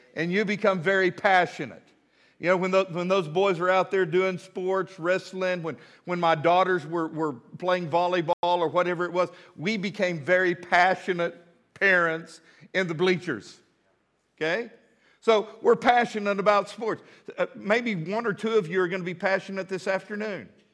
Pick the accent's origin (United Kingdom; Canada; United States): United States; Midland, Texas; now in Fort Smith, United States; I grew up in Midland, Texas.